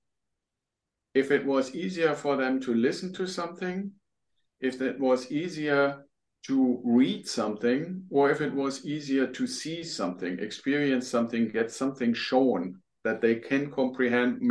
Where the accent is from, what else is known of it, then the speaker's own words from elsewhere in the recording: Germany; English is a second language; moved away as an adult; now in United States; I'm originally from Germany. People will probably hear that when they hear me talk